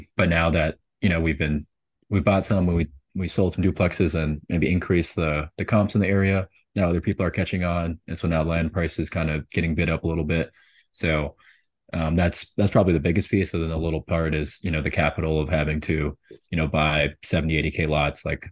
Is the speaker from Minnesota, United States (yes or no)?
yes; St. Paul, Minnesota, United States; moved away as an adult; also born or lived in Tulsa, Oklahoma / Houston, Texas; I'm from Minnesota